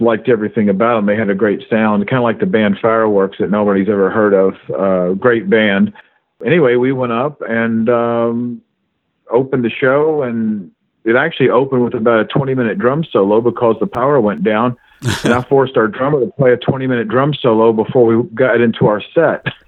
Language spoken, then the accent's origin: English; Kentucky, United States; I was born and raised in Kentucky